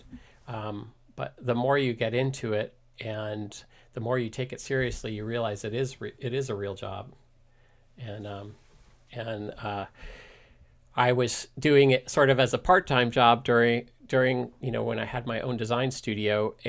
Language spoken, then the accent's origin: English; East Coast, United States; now in Mill Valley, United States; So I'm a transplant from the East Coast, but I consider myself pretty much 100% Californian because I've been here since 1988. So all of my East Coast DNA is starting to fade.